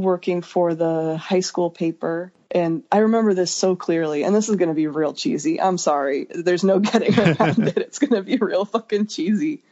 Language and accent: English; Idaho Falls, Idaho, United States; also born or lived in Salt Lake City, Utah; I was born in Salt Lake City, Utah but my family moved about three and a half hours north of there when I was like kindergarten age to a small ish city called Idaho Falls, Idaho.